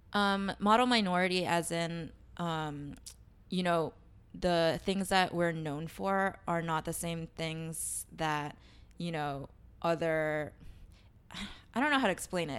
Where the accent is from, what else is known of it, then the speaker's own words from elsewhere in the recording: New York City, New York, United States; I grew up in Queens, but I, my home church was in Chinatown